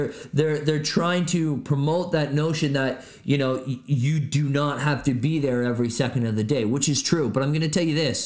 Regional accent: Barrie, Ontario, Canada; moved away as an adult; also born or lived in Edmonton, Alberta; now in Niagara Falls, Canada; my hometown of Barrie Innisfil

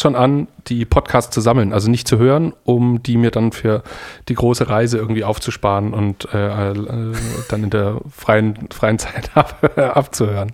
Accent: Germany; now in Denmark; ich bin Deutscher

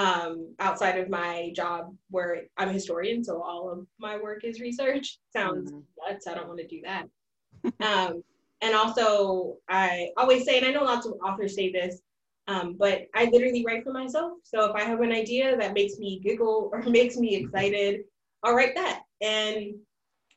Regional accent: California, United States; moved away as an adult; also born or lived in the Midwest; I'm originally from California. I went to graduate school in the Midwest

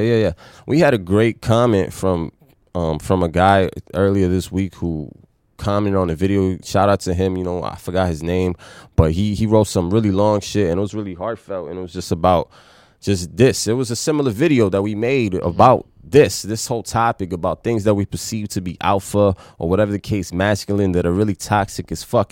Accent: New York City, New York, United States; growing up in the Bronx

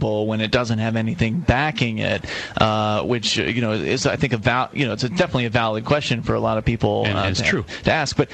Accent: Keene, New Hampshire, United States; I'm from Keene, New Hampshire.

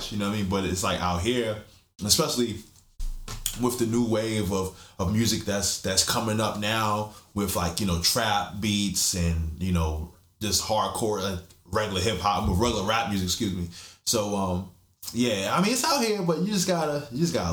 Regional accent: California, United States; also born or lived in Fort Riley, Kansas; now in Baltimore, United States; uh, I grew up in uh, Fort Fort Riley, Kansas, um, Fort Irwin, California. Um, yeah, just as a military brat, I was born in Baltimore, and then as soon as I was born, like my parents just got me and my brother right up out of here, man.

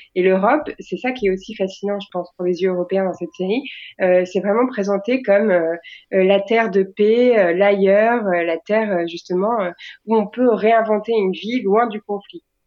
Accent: France; on est est des Français

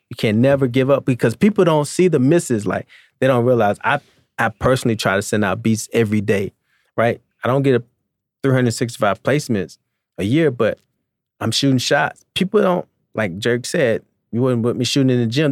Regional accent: Albany, Georgia, United States; I'm a kid from Albany, Georgia

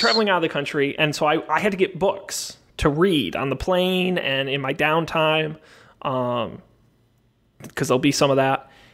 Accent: United States; as an American traveling alone in a foreign country

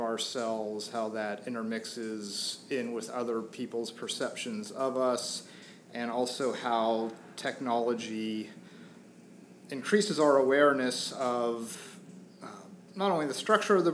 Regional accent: outside of Atlanta, Georgia, United States; moved away as an adult; also born or lived in Portland, Oregon; now in Philadelphia, United States; I grew up outside of Atlanta

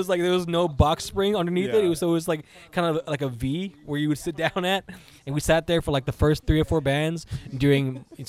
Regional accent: Harlingen, Texas, United States; also born or lived in Kingsville; I'm from the Harlingen area. So our experience with the scene was a lot different from people living in Edinburgh, McAllen, or even like Mission or Westlake. We had to like really travel to go to shows

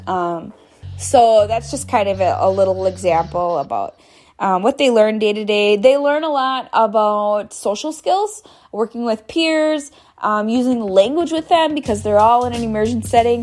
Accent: Oneida Nation of Wisconsin, United States; I'm from the Oneida Nation of Wisconsin

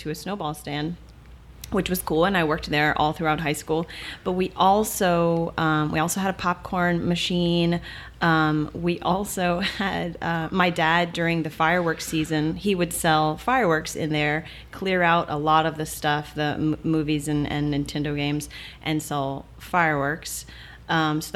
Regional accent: Arnaudville, Louisiana, United States; I am from Arneville, Louisiana

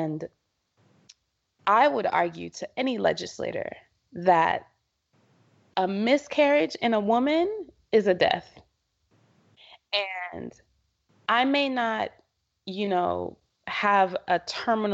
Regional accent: Jamaica; moved away; I'm originally from Jamaica

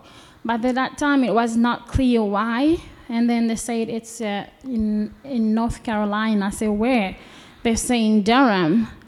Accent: DR Congo; also born or lived in Burundi / Cape Town, South Africa; now in United States; at some point I had to leave Congo and went to a neighboring country, Burundi, and that is where I met my husband, and his family was also living there as refugees, and we had to leave Burundi.

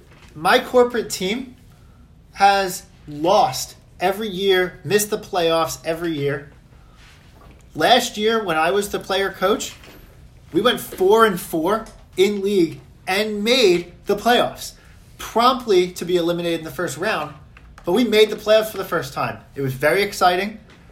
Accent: Long Island, New York, United States; also born or lived in Philadelphia area; now in New York, United States; I'm from Long Island originally, went to Villanova, stayed in the Philadelphia area for a few years, moved back up to New York.

